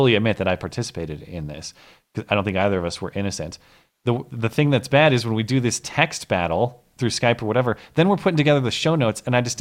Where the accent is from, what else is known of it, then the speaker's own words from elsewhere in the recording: St. Louis Park, Minnesota, United States; moved away; I was born in 87 in St. Louis Park, Minnesota